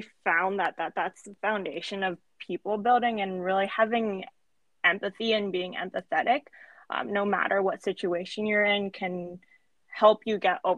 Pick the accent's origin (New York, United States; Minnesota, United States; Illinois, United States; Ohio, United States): Ohio, United States; Cincinnati; moved away as an adult; also born or lived in Milwaukee, Wisconsin; now in Ann Arbor, United States; I grew up in Cincinnati, Ohio, have lived in Milwaukee, Wisconsin, and now I'm living in Ann Arbor, Michigan